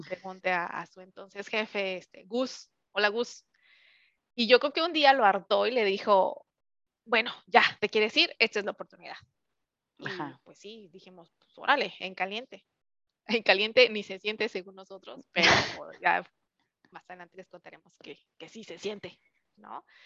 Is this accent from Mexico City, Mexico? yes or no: yes; Mexico City, Mexico; moved away as an adult; also born or lived in Querétaro; now in California, United States; soy 100% chilanga. Primero emigré a Querétaro hace ya 12 años